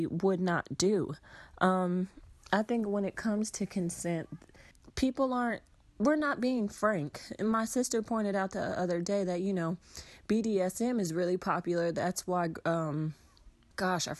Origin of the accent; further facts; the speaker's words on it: Atlanta, Georgia, United States; I'm from Atlanta